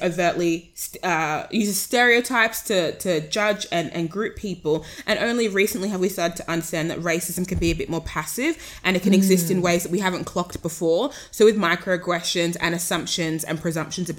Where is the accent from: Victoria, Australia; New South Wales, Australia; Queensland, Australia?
New South Wales, Australia; Sydney; accent: Australian; I was born here.